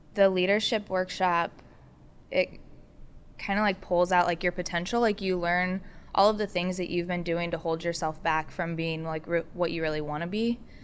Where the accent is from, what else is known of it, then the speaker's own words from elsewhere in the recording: Warsaw, Indiana, United States; moved away; also born or lived in Muncie, Indiana; I'm from Warsaw, Indiana.